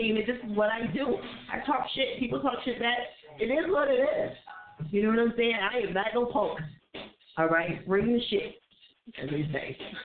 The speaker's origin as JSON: {"language": "English", "region": "New Jersey", "country": "United States", "tie": "born or raised there", "said": "Jersey, what up? My home state."}